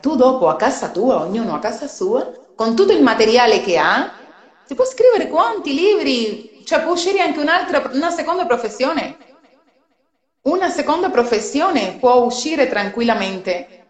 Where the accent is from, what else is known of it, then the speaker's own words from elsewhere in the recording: Cuba; Italian is a second language; now in Italy; sono cubana, anche se sono molti anni che sono in Italia si sente magari anche dal mio accento